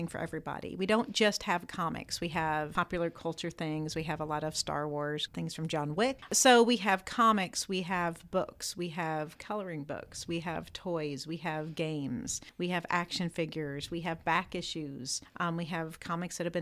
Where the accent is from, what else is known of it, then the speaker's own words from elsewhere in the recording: Indianapolis, Indiana, United States; moved away as an adult; also born or lived in Florida / Laguna Beach, California; now in Muncie, United States; I'm from Indianapolis